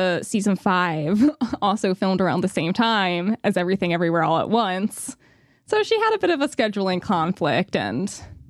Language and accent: English; New York, United States; And of course, growing up in New York, I love those strange stripes and then the red Pulcinella hat worn by Rose.